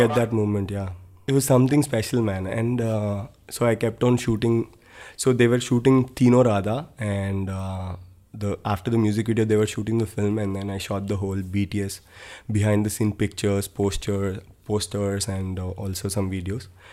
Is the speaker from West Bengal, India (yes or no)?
no; Tirupati, Andhra Pradesh, India; moved away as an adult; also born or lived in Delhi; now in Mumbai, India; I am from Tirupati